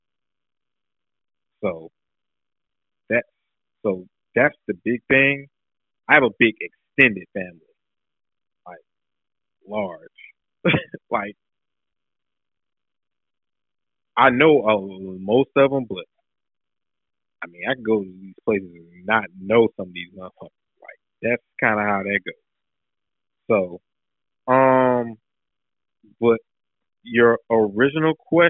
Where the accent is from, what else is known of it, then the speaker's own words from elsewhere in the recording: Raleigh, North Carolina, United States; I'm born and raised in Raleigh. Like, all Raleigh.